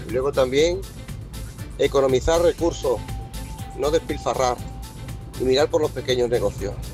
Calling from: Córdoba, Andalusia, Spain; Buenos días, José, desde Córdoba.

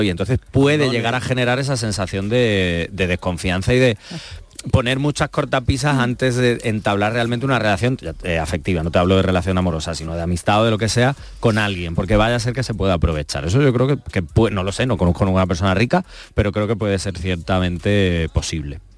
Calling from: Ronda, Andalusia, Spain; Hola, buenas tardes. … de Ronda.

